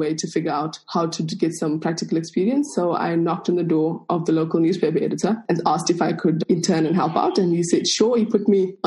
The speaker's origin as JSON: {"language": "English", "town": "Johannesburg", "region": "Gauteng", "country": "South Africa", "tie": "born or raised there", "accent": "colored Afrikaans accent", "first_language": "Afrikaans", "second_language": "English", "said": "I am South African. I was born in Johannesburg. I grew up in, I think we moved here from the age of 5. So Soweto is South Africa's largest township"}